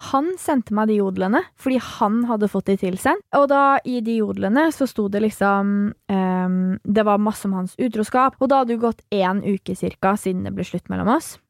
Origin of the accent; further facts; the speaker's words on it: Nesodden, Akershus, Norway; jeg er fra Nesodden. Det er jo et lite sted